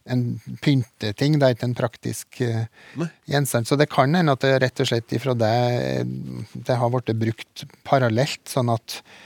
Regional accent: Trøndelag, Norway; Eneeier sier ørdobla, ja. Så jeg er vel trønder nok

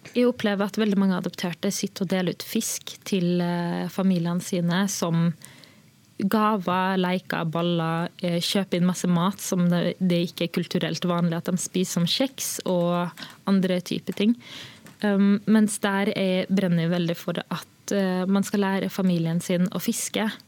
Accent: Molde, Møre og Romsdal, Norway; also born or lived in Sri Lanka; Vi var jo en av de første som kom til Molde

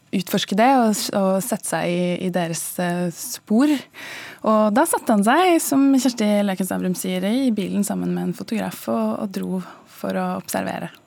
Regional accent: Skien, Telemark, Norway; Jeg er også fra Skien

